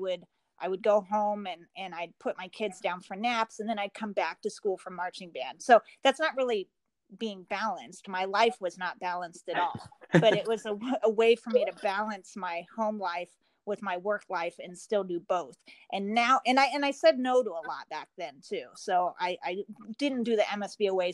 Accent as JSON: {"language": "English", "town": "Portland", "region": "Oregon", "country": "United States", "tie": "born or raised there", "moved": "yes", "lives_now": "Michigan, United States", "said": "I grew up in Portland about an hour from Mount Hood."}